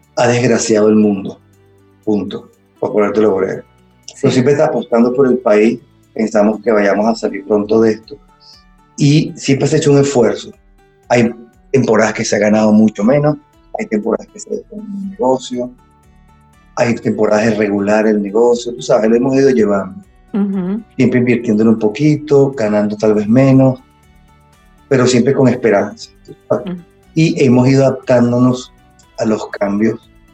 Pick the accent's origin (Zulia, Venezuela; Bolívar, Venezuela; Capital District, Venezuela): Capital District, Venezuela; Caracas; soy de Caracas, de Venezuela